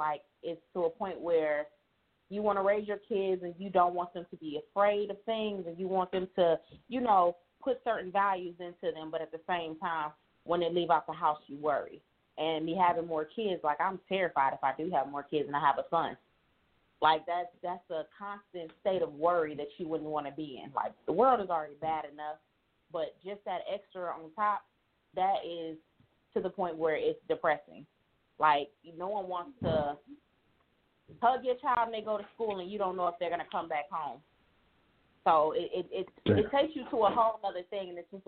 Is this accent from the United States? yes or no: yes; Cleveland, Ohio, United States; Right now I'm in Nashville, Tennessee, but I'm from Cleveland, Ohio.